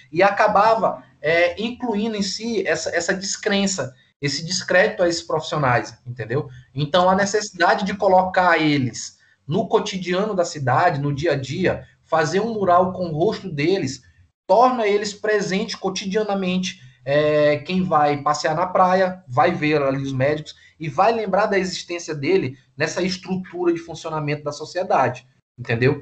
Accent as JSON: {"language": "Portuguese", "town": "Tucuruí", "region": "Pará", "country": "Brazil", "tie": "born or raised there", "said": "eu nasci em Tucuruí, no Pará, que é um estado aqui ao lado do Maranhão"}